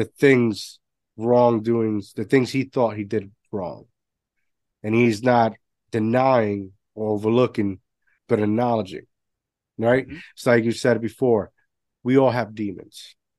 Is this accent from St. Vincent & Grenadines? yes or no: no; Puerto Rico; moved away; growing up my, my grandparents had a had a bar growing up in Puerto Rico